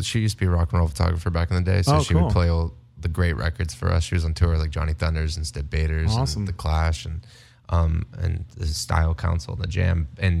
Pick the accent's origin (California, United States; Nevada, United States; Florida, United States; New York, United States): Nevada, United States; Las Vegas; growing up in Las Vegas